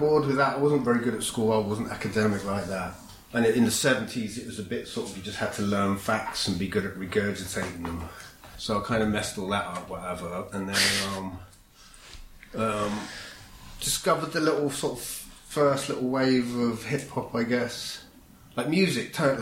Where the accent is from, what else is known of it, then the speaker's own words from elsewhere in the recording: Kingston upon Thames, London, United Kingdom; moved away; also born or lived in Roehampton; Kingston. Grew up Kingston. Born in Roehampton, 1969.